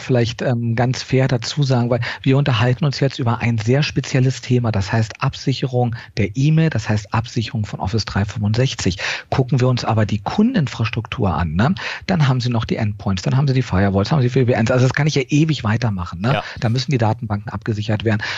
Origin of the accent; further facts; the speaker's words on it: Germany; accent: German; moved away as an adult; now in United States; unseren deutschen Akzent.